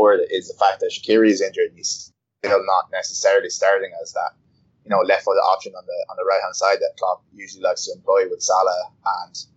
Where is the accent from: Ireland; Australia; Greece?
Ireland; I'm Irish